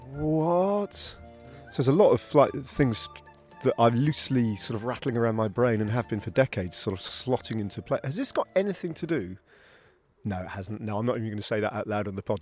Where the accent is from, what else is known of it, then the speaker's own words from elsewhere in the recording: London, United Kingdom; I was from London